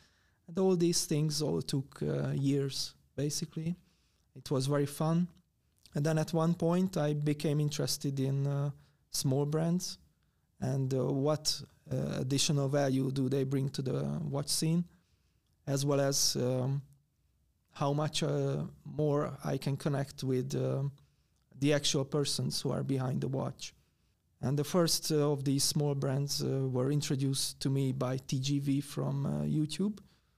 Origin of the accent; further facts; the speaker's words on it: Hungary; from Hungary